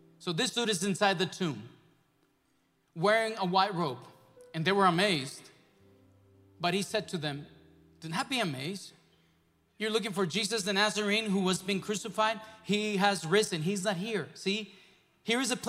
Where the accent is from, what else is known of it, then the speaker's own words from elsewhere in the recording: Mexico; moved away; growing up in Mexico, in a nation that is mostly Catholic.